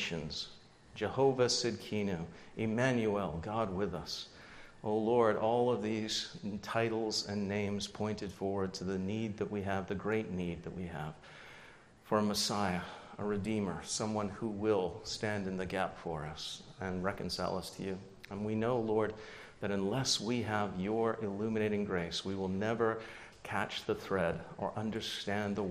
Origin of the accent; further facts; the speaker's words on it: United Kingdom; moved away; I was born just outside of London